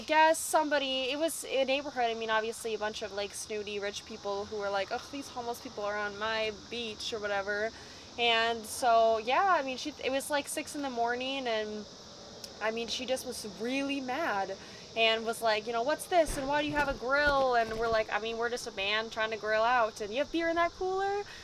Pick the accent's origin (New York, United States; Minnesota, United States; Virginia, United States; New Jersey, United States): Minnesota, United States; Minneapolis; We're from Minneapolis, Minnesota